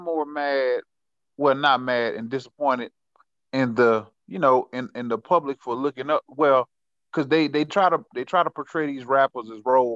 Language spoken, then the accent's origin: English; Marrero, Louisiana, United States; I'm from Marrero